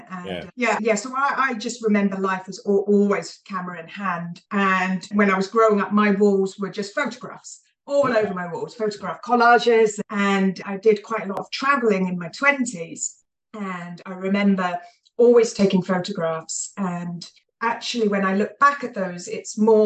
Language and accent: English; Hampshire, South East England, United Kingdom; moved away as an adult; now in Edinburgh, United Kingdom; I grew up in the home counties of England in Hampshire along the south coast, and ended up in Scotland.